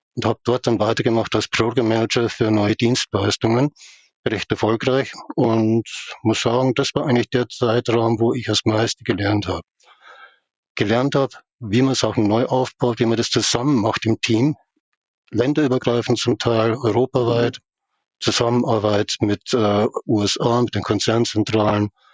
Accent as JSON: {"language": "German", "area": "Upper Palatinate and Munich", "region": "Bavaria", "country": "Germany", "tie": "born or raised there", "said": "aufgewachsen in der Oberpfalz und in München"}